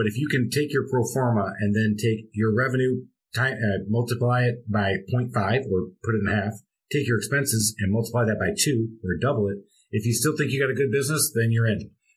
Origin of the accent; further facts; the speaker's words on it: Michigan, United States; moved away as an adult; also born or lived in Charlotte, North Carolina; now in Atlanta, United States; I'm born and raised in Michigan